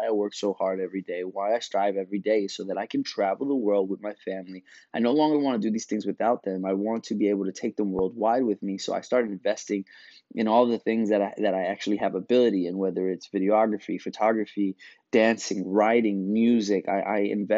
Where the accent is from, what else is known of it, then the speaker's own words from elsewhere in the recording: New York, United States; growing up in New York